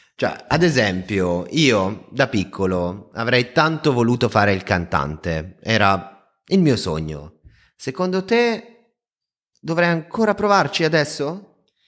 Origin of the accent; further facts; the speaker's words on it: Lake Como, Lombardy, Italy; io vengo dal lago di Como